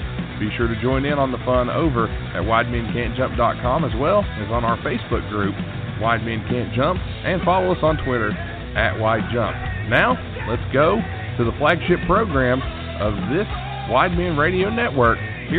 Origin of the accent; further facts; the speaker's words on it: United States; I'm an American. I've lived in America my whole life. I've only been out of the country a handful of times.